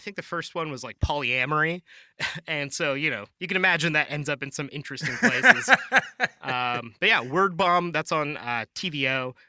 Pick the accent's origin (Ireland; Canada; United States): Canada; Vancouver, British Columbia; moved away; my hometown of Vancouver.